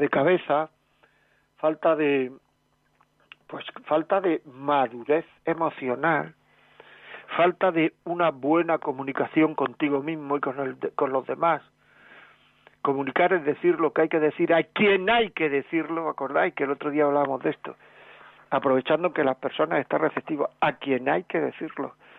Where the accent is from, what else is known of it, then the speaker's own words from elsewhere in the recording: Granada, Andalusia, Spain; en mi pueblo, en mi tierra, en Granada